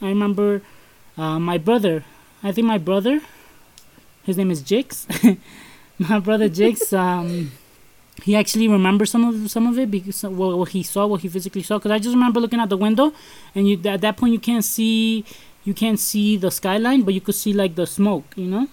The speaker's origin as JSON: {"language": "English", "town": "New York City", "region": "New York", "country": "United States", "tie": "born or raised there", "said": "we were raised in Brooklyn"}